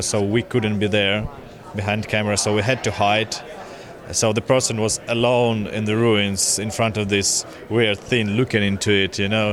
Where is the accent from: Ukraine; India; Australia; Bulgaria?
Ukraine; Poltava, Poltava Oblast; We are all from Poltava, Ukraine, and we are into arts and also film and video production there.